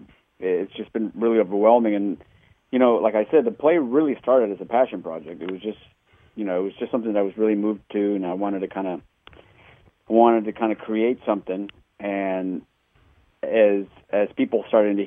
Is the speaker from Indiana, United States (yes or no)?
no; Texas, United States; now in Hoboken, United States; I'm originally from Texas